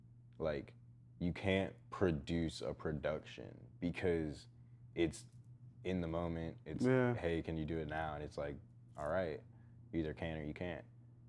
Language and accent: English; Texas, United States; I hated growing up in Texas because we could only wear shorts and a t-shirt.